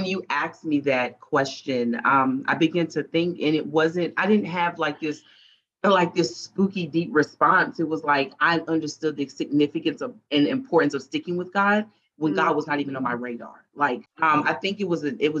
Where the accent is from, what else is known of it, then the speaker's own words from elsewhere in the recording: Charlotte, North Carolina, United States; also born or lived in Lumberton, North Carolina; I am from a super small town by the name of Lumberton, North Carolina, but I was raised here in Charlotte.